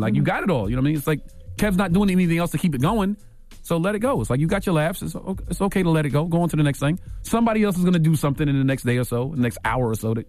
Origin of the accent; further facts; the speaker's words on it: Brooklyn, New York, United States; I'm from here, too. Like, even though it's Long Island, I'm from here, too. I'm from Brooklyn.